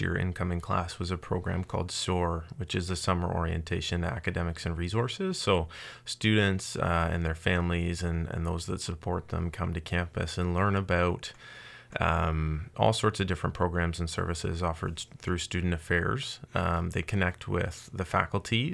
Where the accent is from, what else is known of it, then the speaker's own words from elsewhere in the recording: Windsor, Ontario, Canada; also born or lived in South Korea / Sweden; now in Kingston, Canada; I'm actually from Windsor originally